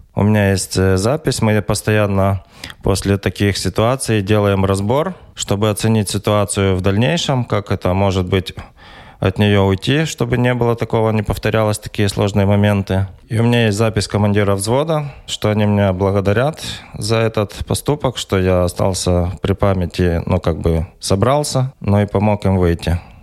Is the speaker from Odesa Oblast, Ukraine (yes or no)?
no; Volodymyr-Volynskyi, Volyn Oblast, Ukraine; born or raised there; moved away as an adult; also born or lived in Ventspils, Latvia / Riga, Latvia; now in Poland